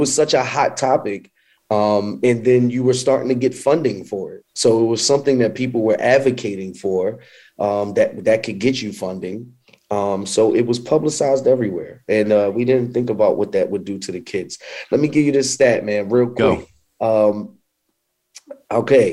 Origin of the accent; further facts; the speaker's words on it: New York, United States; now in Charlotte, United States; I'm from New York. So as I started to come down south